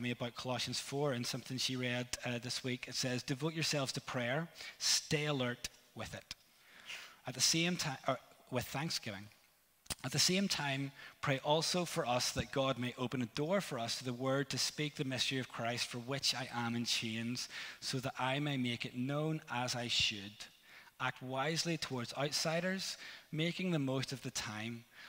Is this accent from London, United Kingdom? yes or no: no; Northern Ireland, United Kingdom; I'm from Northern Ireland